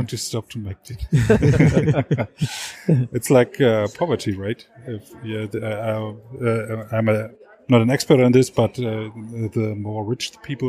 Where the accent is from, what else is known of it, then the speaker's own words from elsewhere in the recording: East Germany, Germany; I grew up in East Germany. We had no freedom. We could not travel everywhere, but we are well educated, and we had we lived in good flats, and we had every time something to eat